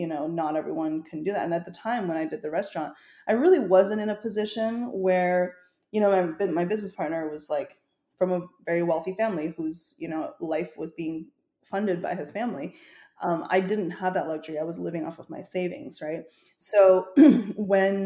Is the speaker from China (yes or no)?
yes; Chengdu, Sichuan, China; moved away; also born or lived in Canada; my hometown, Chengdu, in Sichuan province